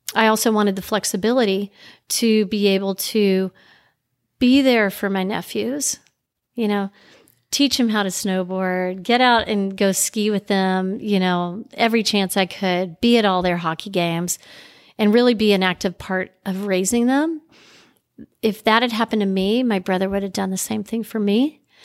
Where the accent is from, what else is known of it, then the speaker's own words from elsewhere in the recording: Little Rock, Arkansas, United States; also born or lived in Crested Butte, Colorado; Life started for me in Little Rock, Arkansas but home always has been um, a combination of Little Rock and Crested Butte, Colorado, where I spent a lot of time in, in my life and also growing up